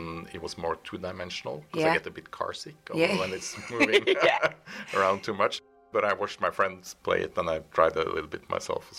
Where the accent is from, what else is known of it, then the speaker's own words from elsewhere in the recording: Norway; I grew up in Norway